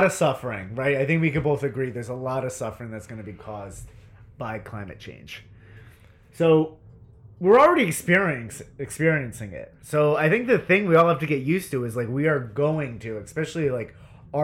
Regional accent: Northeast, United States; I'm from the Northeast

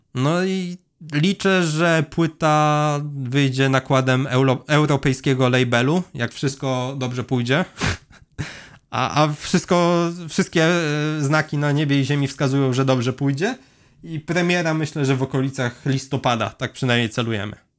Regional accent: Leżajsk, Subcarpathian Voivodeship, Poland; also born or lived in Kraków; jestem z Leżajska, mamy tutaj browar

